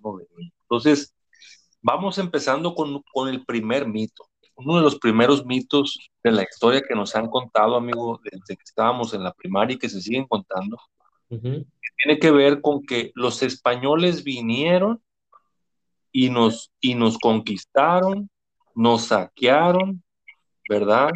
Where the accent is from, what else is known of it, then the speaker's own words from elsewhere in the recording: Mexico; Nosotros somos mexicanos